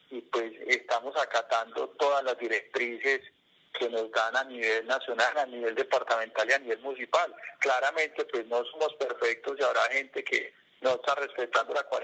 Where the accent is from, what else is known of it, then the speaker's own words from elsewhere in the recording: Quindío, Colombia; como colombianos y como quindianos